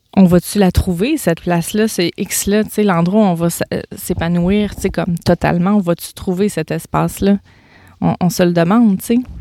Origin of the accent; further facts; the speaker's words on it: Gaspésie, Quebec, Canada; moved away; je pars en vacances en Gaspésie, dans ma région natale